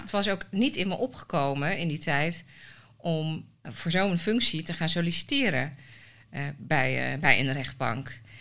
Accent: Almelo, Overijssel, Netherlands; also born or lived in Suriname; ben in Suriname geboren. Wel echt opgegroeid in Nederland. Ehm, nou, Almelo.

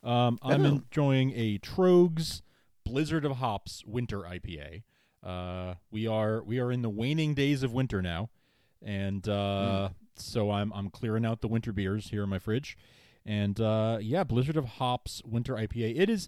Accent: New York, United States; Growing up in New York, we didn't have any around, and if there is one around me now, I don't know where.

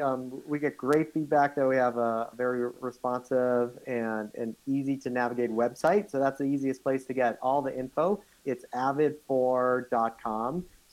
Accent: South Africa; born there; Actually, I can't. I was born in South Africa.

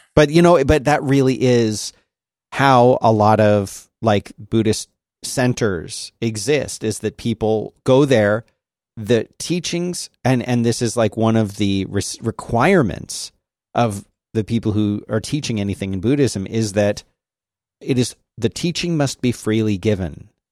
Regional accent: Philadelphia, Pennsylvania, United States; moved away; also born or lived in the South; growing up in Philadelphia

